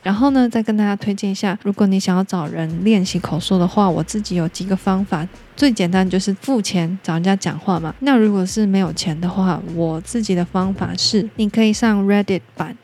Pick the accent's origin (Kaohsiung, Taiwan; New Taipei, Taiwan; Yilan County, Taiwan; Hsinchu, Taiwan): Kaohsiung, Taiwan; the mountains of; first language Taiwanese Hokkien; 我是在高雄的深山，就是很远的一个地方，在那边出生长大的。那我们家是长台语长大的